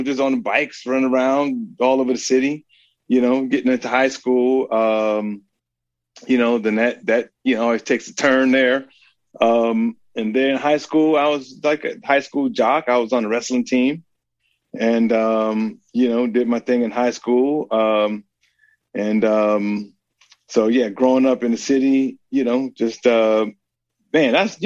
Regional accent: San Francisco, California, United States; moved away as an adult; now in Oakland, United States; San Francisco. Born and raised in San Francisco

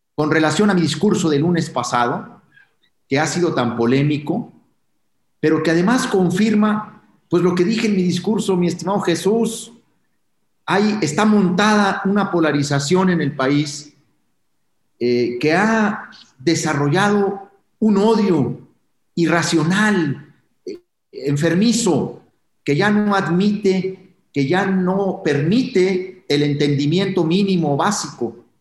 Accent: Mexico; como mexicano, como un ciudadano más de este país

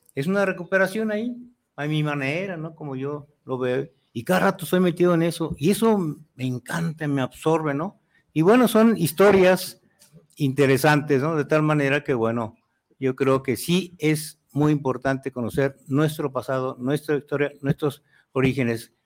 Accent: Mexico City, Mexico; nací en la Ciudad de México, ¿no? Soy mexica, no, soy mexica. Chilango.

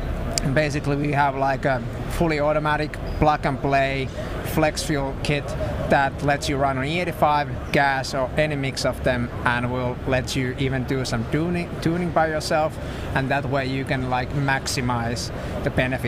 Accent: Finland; I'm from Finland.

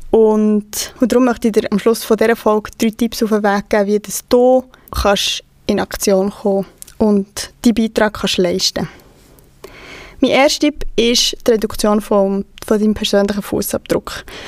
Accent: Switzerland; bei uns in der Schweiz

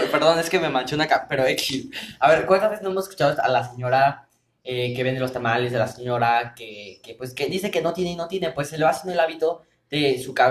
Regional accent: Mexico; quítense también ese estigma como mexicanos que somos, porque creemos que tenemos como que ese miedo al riesgo, ¿no?

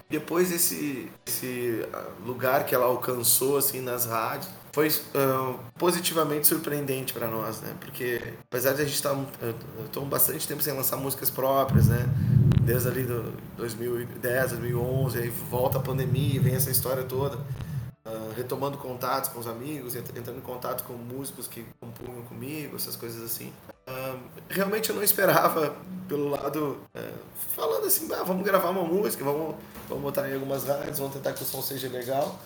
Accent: Canoas, Rio Grande do Sul, Brazil; sou músico do Rio Grande do Sul, sou da cidade de Canoas

